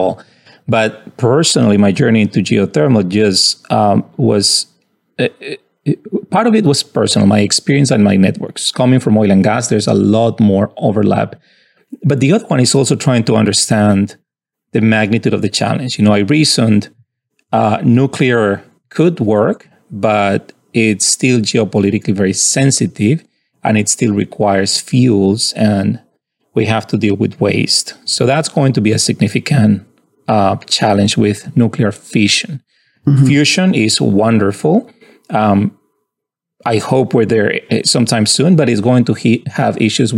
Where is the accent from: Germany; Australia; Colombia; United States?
Colombia; moved away as an adult; I'm from Colombia and I found my way into MIT as an undergrad